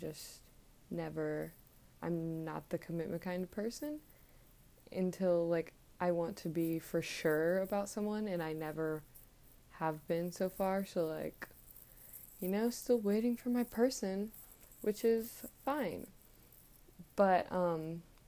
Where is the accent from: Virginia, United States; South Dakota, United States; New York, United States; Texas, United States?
Virginia, United States; I grew up in Virginia.